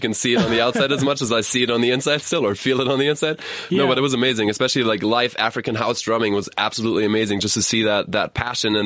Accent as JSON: {"language": "English", "town": "Stuttgart", "region": "Baden-Württemberg", "country": "Germany", "tie": "born or raised there", "also_born_or_lived": "New York City", "accent": "German", "second_language": "English", "moved": "as an adult", "said": "I was born and raised in Germany. I was born in Stuttgart, and I lived there until the age of 20 before I moved to New York City."}